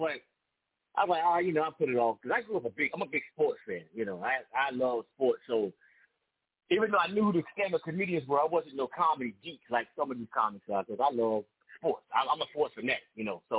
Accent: Raleigh, North Carolina, United States; now in Durham, United States; I'm from Raleigh, but I live in Durham.

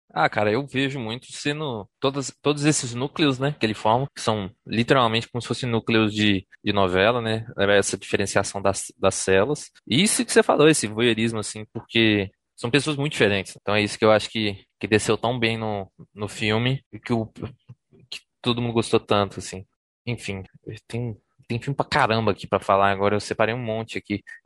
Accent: Contagem, Minas Gerais, Brazil; eu sou de Contagem

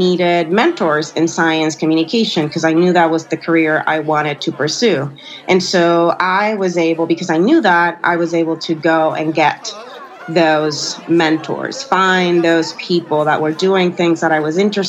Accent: Puerto Rico; I'm from Puerto Rico

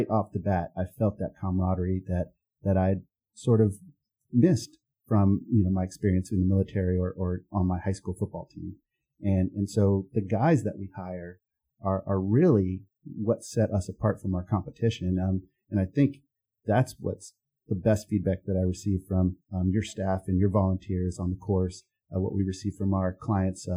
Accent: Texas, United States; moved away as an adult; now in Charlotte, United States; I grew up in Texas

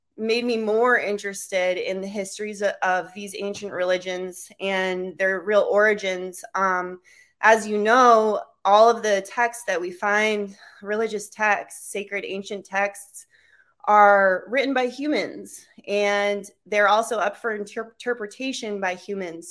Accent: Cape Cod, Massachusetts, United States; moved away; also born or lived in Alaska / Vermont; my hometown, Cape Cod

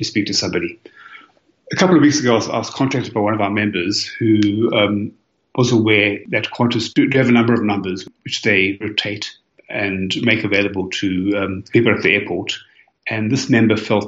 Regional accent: South Africa; now in Melbourne, Australia; I'm originally South African, and I do try to go back to Cape Town every year.

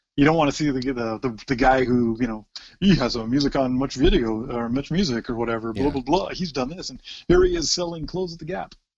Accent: Oshawa, Ontario, Canada; never ever said we were from anywhere else but Oshawa

